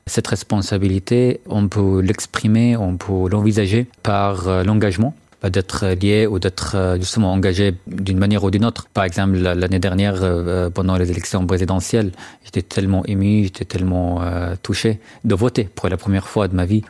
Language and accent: French; Syria; first language Arabic; French is a second language; moved away as an adult; now in France; je venais de la Syrie